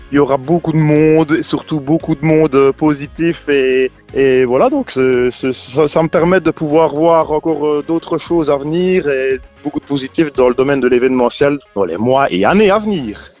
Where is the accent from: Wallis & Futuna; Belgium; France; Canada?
Belgium; Arbrefontaine, Wallonia; also born or lived in Provedroux, Vielsalm; now in Vielsalm, Belgium; mon village natal d'ailleurs, à fontaine